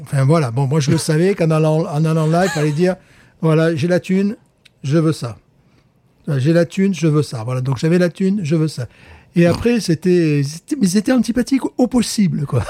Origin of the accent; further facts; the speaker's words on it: France; now in United States; Je suis un Français qui vit aux États-Unis